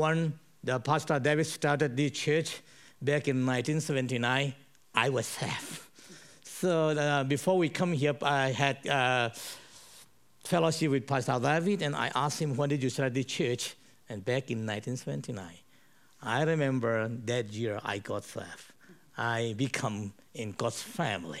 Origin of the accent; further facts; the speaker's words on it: Chin Hills, Chin State, Myanmar; I was born and brought up in Chin Hills.